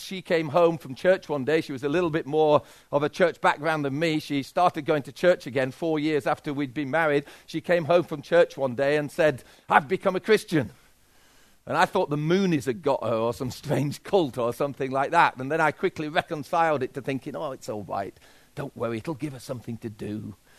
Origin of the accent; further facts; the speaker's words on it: Yorkshire and the Humber, United Kingdom; And I'm a Yorkshireman